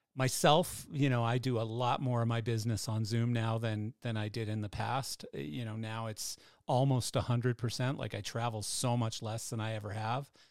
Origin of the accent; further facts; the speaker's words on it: Canada; I'm Canadian